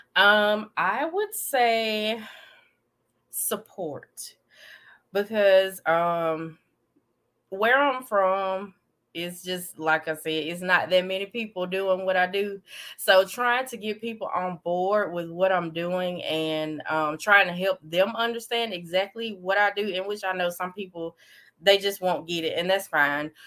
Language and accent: English; Davidville, Alabama, United States; I'm from Davidville, Alabama, a very small town